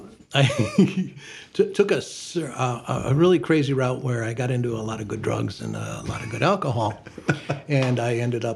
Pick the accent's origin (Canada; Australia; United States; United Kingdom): United States; Perrysburg, Ohio; now in Toledo, United States; Perrysburg, Ohio.